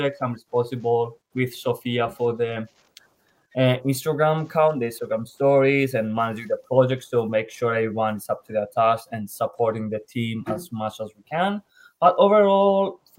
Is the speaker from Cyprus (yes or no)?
yes; Cyprus; I'm originally from Cyprus